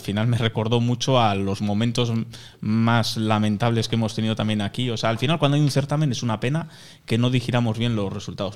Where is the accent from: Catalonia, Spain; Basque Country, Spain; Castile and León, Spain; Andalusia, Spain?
Basque Country, Spain; Irun; yo soy de Irún, tenemos el aeropuerto en Fuente Fuenterrabía